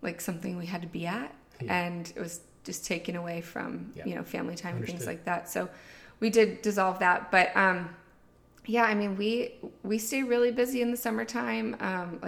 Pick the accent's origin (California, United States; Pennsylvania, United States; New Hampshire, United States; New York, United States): Pennsylvania, United States; Pittsburgh; moved away as an adult; now in Outer Banks, United States; My husband and I, Jason, we were born and raised in Pittsburgh, high school sweethearts